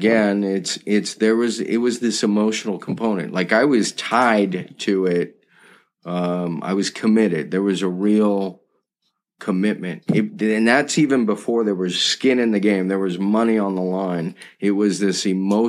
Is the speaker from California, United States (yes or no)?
yes; just outside Malibu, California, United States; I grew up just outside Malibu, California